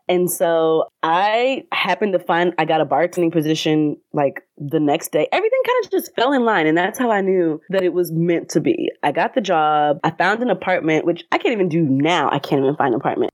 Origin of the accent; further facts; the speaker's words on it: Atlanta, Georgia, United States; I am from Atlanta, Georgia